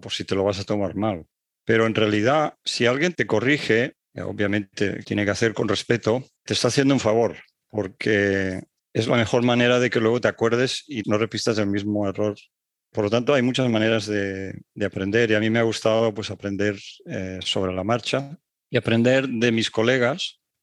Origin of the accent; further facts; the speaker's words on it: Barcelona, Catalonia, Spain; moved away as an adult; also born or lived in Paris, France / Strasbourg, France / Netherlands; En la época en la que yo viví y me crié en España no era fácil salir fuera